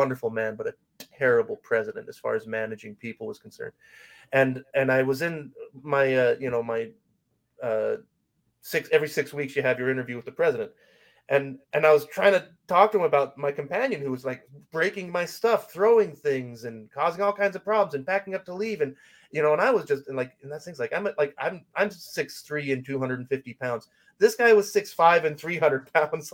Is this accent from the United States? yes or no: yes; Salt Lake Valley, Utah, United States; I grew up in the Salt Lake Valley